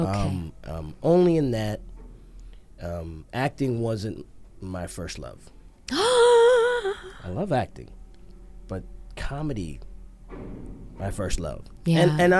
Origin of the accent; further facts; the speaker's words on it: Montreal, Quebec, Canada; born there; I didn't. I was born in Montreal.